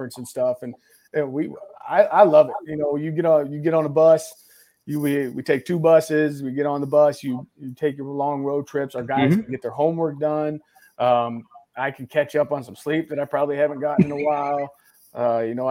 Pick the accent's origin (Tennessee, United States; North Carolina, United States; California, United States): Tennessee, United States; Chattanooga; also born or lived in Illinois; I grew up in this area. I grew up in Chattanooga. I went to high school in Chattanooga